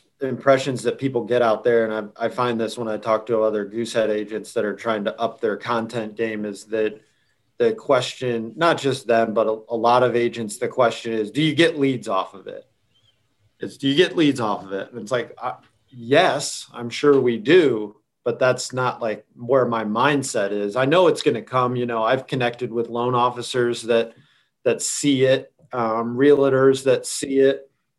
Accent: Florida, United States; We're Publix people because we came from Florida.

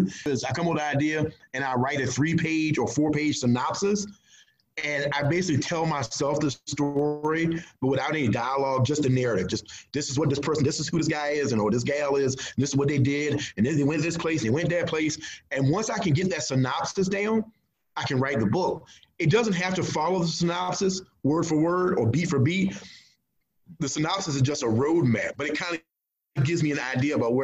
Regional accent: Gloucester, Virginia, United States; now in Mathews, United States; Gloucester, my hometown

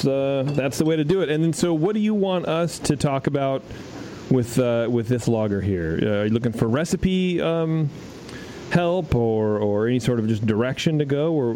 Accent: Philadelphia, Pennsylvania, United States; I'm from Philly.

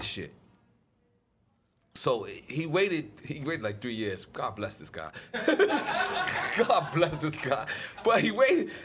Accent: New York City, New York, United States; moved away as an adult; also born or lived in Miami; I'm from 97-3057 Avenue, apartment 5E, Corona, New York, 11368, 5E.

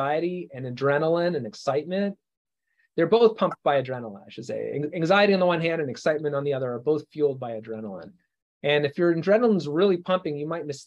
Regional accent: Canada; moved away; I'm from Canada originally

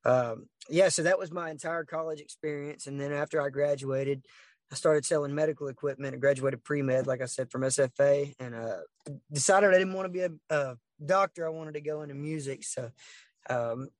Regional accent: Orange, Texas, United States; we grew up in Southeast Texas. Orange is where I'm from, born and raised

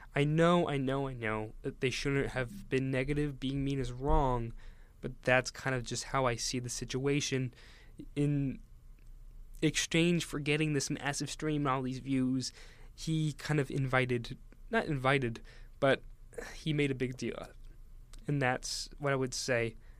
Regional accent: Northeast, United States; I grew up in the Northeast, so I've always kind of been around New York

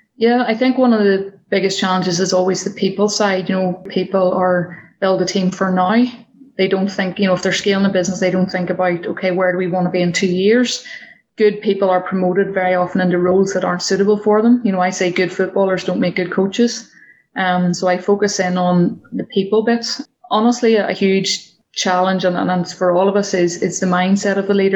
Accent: Northern Ireland, United Kingdom; So I grew up in the countryside in Northern Ireland.

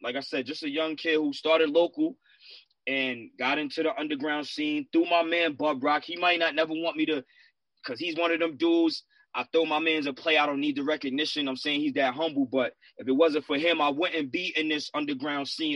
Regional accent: Bay Shore, New York, United States; I'm New York, but I'm from Long Island, New York.

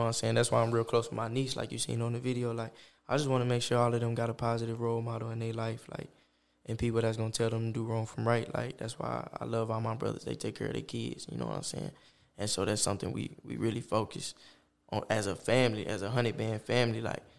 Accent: Oklahoma, United States; Yeah, I grew up

